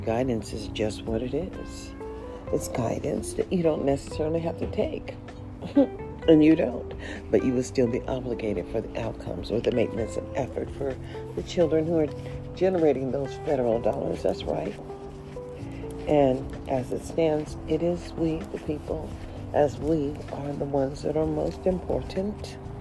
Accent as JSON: {"language": "English", "country": "United States", "also_born_or_lived": "Nevada", "said": "I am an American and I am a citizen."}